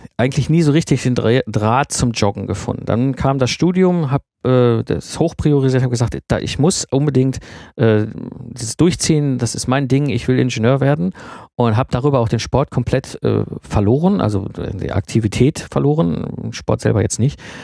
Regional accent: Ruhr area, North Rhine-Westphalia, Germany; ich komme aus dem Ruhrpott

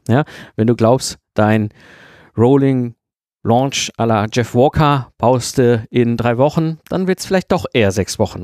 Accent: Germany; wir Deutsche

